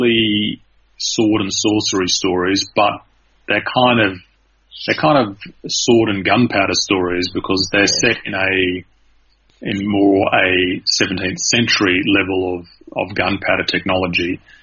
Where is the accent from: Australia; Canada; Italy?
Australia; I'm Australian and not American